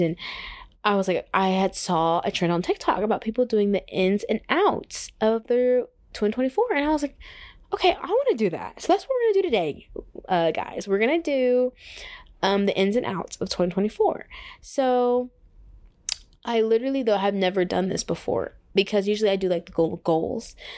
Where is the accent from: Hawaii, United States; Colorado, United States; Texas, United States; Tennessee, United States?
Texas, United States; moved away as an adult; now in Atlanta, United States; I'm from Texas.